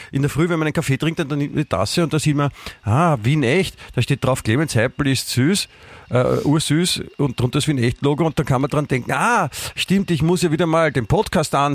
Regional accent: Munich, Bavaria, Germany; Prinzipiell nicht nur als Münchner, das ist gut

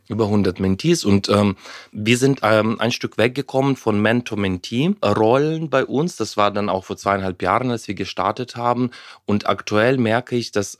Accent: Ukraine; German is a second language; moved away as an adult; also born or lived in Heidelberg, Germany; ich bin ja in der Ukraine aufgewachsen, damals noch, äh, damals noch in der Sowjetunion

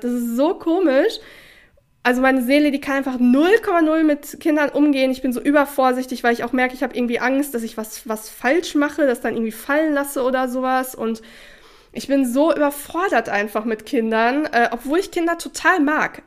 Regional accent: Sauerland, North Rhine-Westphalia, Germany; ich komme aus dem Sauerland, wo Schützenfeste und sowas

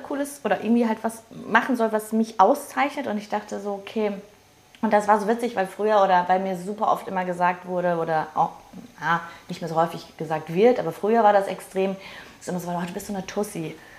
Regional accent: Ruhr area, North Rhine-Westphalia, Germany; Ich komme aus dem Ruhrpott

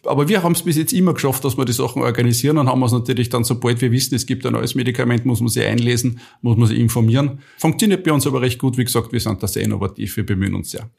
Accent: Austria; ich bin ein typischer Österreicher

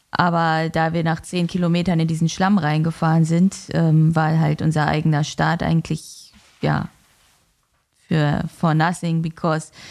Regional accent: Northern Germany, Germany; Als Norddeutsche ist das ja auch kein Wetter, muss man ja auch mal ehrlich sagen.

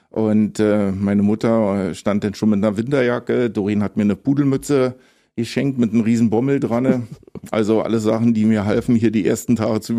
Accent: Tobago, Trinidad & Tobago; Also wenn ich, wenn, wenn ich gefragt werde, wo meine Heimat ist, dann das ist schon immer schwer zu antworten, aber so am ehesten kommt dann vielleicht Tobago hin.

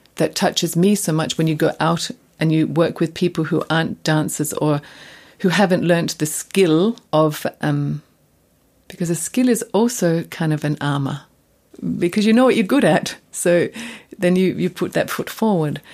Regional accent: Australia; moved away as an adult; now in Germany; coming from Australia

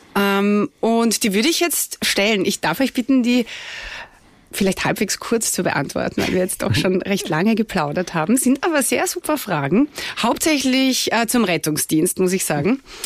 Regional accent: Austria; bei uns in Österreich

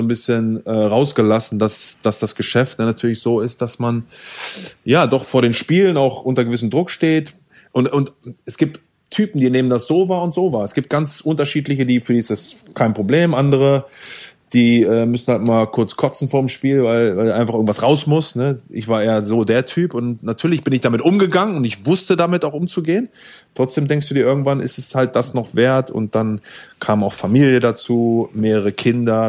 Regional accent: Germany; moved away as an adult; als Deutsche

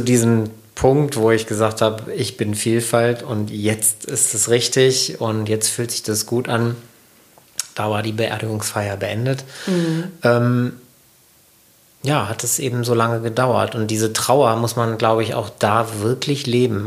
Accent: Sauerland, North Rhine-Westphalia, Germany; wenn ich nicht im Sauerland aufgewachsen wäre

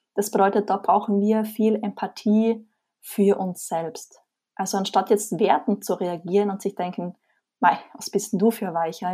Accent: Austria; Wie man vermutlich hört, komme ich aus Österreich

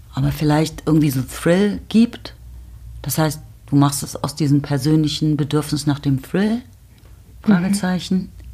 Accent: Berlin, Germany; gerade in Berlin seiend, was meine Heimat ist

